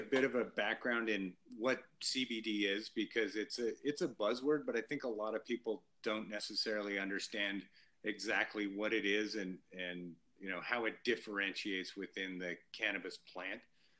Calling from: Bend, Oregon, United States; Yeah, I'm calling in from beautiful Bend, Oregon, in the high mountain volcano country of Oregon.

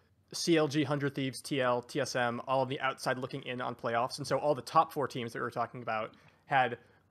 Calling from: Seattle, Washington, United States; I'm coming from beautiful Seattle, Washington.

